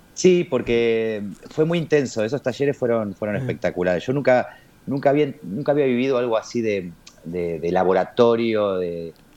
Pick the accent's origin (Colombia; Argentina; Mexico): Argentina; como argentinos, latinoamericanos